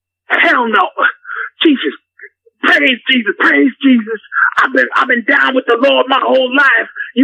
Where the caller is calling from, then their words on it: Clarksdale, Mississippi, United States; I'm calling from Clarksdale, Mississippi.